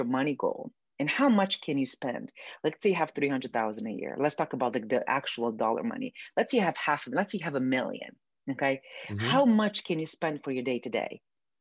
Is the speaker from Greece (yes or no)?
no; Romania; moved away; I grew up in Romania, which is a communist country.